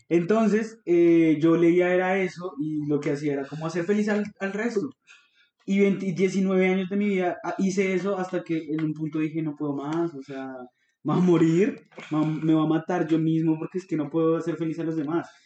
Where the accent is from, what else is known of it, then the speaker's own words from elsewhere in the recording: Colombia; como cualquier colombiano ñanga promedio